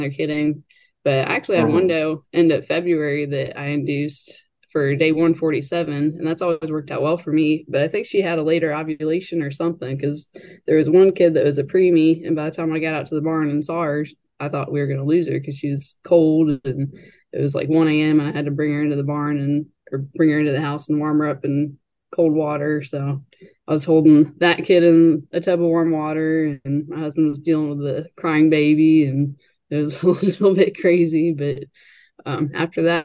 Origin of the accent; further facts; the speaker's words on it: West Virginia, United States; moved away as an adult; now in Kentucky, United States; I'm currently based out of Kentucky. I grew up in West Virginia, kind of in that tri-state Maryland, Virginia, West Virginia area